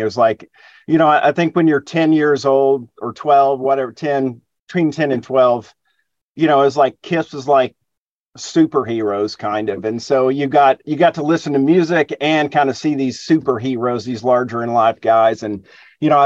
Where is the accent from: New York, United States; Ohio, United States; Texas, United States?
Texas, United States; Plano; also born or lived in Dallas, Texas / Austin, Texas; I was born in Dallas, but I was raised in the suburbs, a town called Plano.